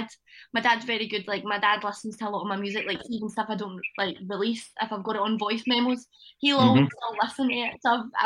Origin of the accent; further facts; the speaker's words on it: Johnstone, Scotland, United Kingdom; my hometown, Johnston.